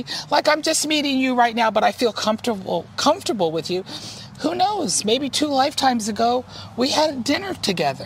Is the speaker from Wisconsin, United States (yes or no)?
no; Virginia Beach, Virginia, United States; I grew up in Virginia Beach, too, which was Edgar Casey territory